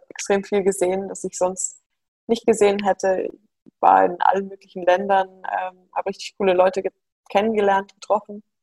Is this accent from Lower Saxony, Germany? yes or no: no; Munich, Bavaria, Germany; born there; Genau, also ich bin in München geboren äh, und es sind jetzt wieder alle zurück, die gesamte Familie, nur ich nicht.